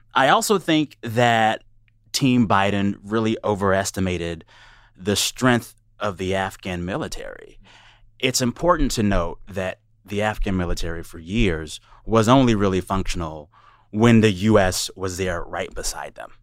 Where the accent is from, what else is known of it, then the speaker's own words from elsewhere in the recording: United States; as an American